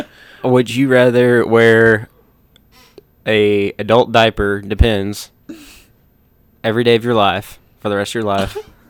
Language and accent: English; Morehead City, North Carolina, United States; I'm just a hick from Moorhead, North Carolina.